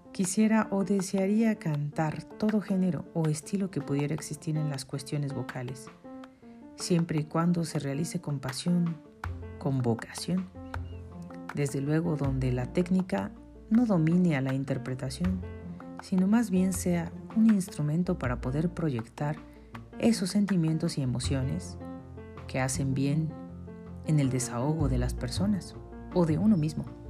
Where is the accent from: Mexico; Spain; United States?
Mexico; Mexico City; Nací en la Ciudad de México, un 22 de marzo de 1980.